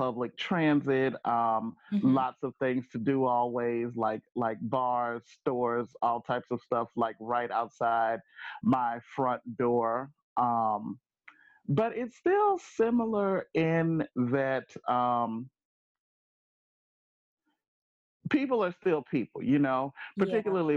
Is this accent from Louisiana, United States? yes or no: yes; Arcadia, Louisiana, United States; moved away as an adult; also born or lived in Grambling, Louisiana; now in Philadelphia, United States; born, raised Arcadia, Louisiana